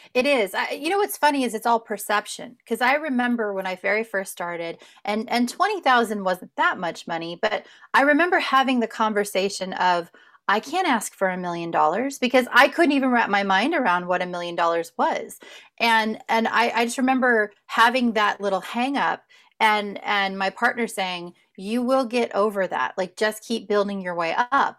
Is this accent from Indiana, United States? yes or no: yes; just outside of Indianapolis, United States; also born or lived in Southern California; now in Kentucky, United States; I grew up just outside of Indianapolis